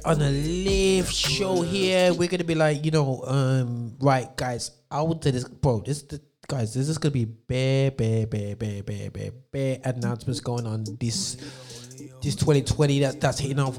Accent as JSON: {"language": "English", "town": "Birmingham", "region": "West Midlands", "country": "United Kingdom", "tie": "born or raised there", "said": "here in my hometown, Birmingham"}